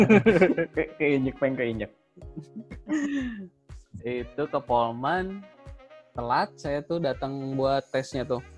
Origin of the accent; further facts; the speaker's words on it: Gorontalo, Indonesia; maaf saya kan orang Gorontalo nggak bisa ngomong F.